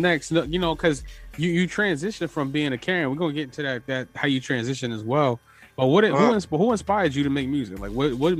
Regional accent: New York City, New York, United States; So now me and you both from both Harlem and the Bronx raised.

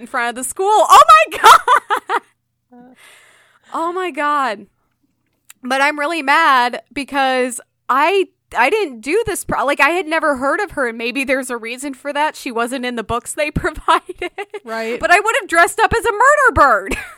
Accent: Illinois, United States; I was born in Illinois

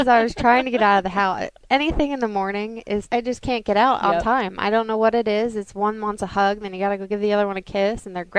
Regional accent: New Jersey, United States; also born or lived in Charlotte, North Carolina; now in Mooresville, United States; we both moved down to North Carolina. I was from New Jersey.

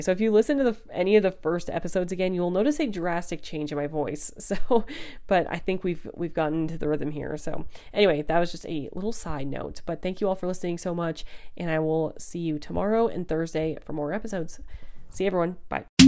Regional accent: United States

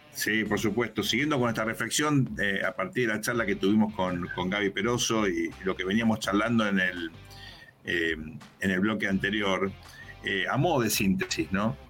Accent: Argentina; Nosotros somos argentinos

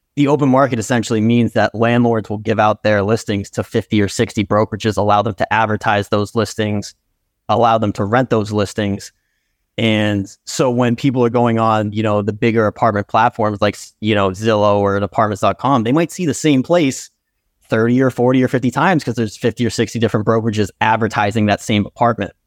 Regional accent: Brookline, Massachusetts, United States; also born or lived in Brighton, Massachusetts; I'm originally from Brookline, Mass. So I've been in the city for my entire life, currently in Brighton, Mass.

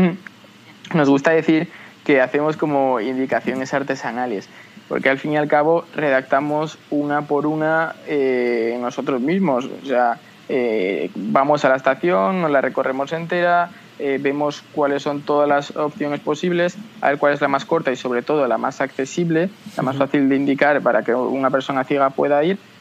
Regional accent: Tres Cantos, Community of Madrid, Spain; somos de Tres Cantos, una ciudad a unos 20 kilómetros de Madrid

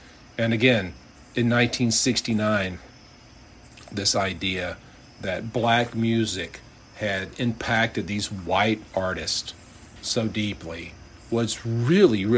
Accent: Georgia, United States; Macon, Georgia, my home state

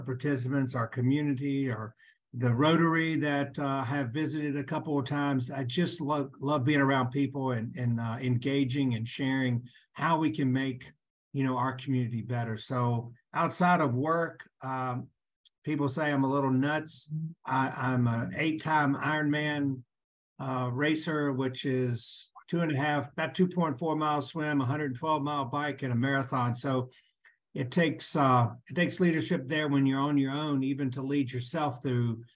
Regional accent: Lynchburg, Virginia, United States; also born or lived in Chattanooga, Tennessee; I was born and raised in Lynchburg, Virginia

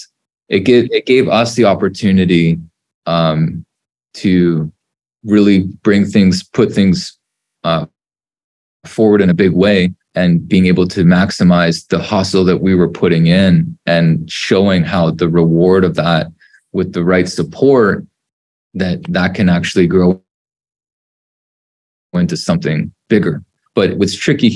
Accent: Canada; being Canadian

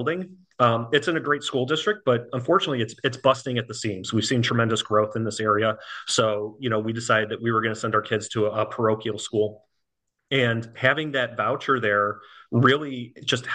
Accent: Buffalo Grove, Illinois, United States; moved away as an adult; now in Florida, United States; I'm born and raised in the Chicago area. I'm from Buffalo Grove

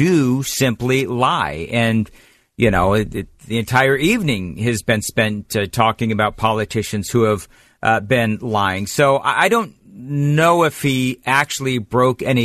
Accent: California, United States; moved away as an adult; now in Nashville, United States; I grew up there in California, fled many, many years ago

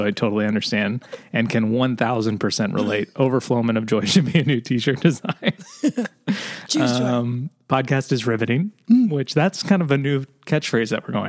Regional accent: Alberta, Canada; I'm from Alberta, Canada.

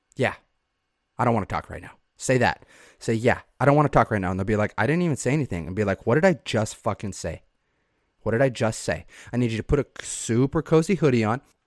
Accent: Southeast Idaho, United States; moved away; I was raised in Southeast Idaho

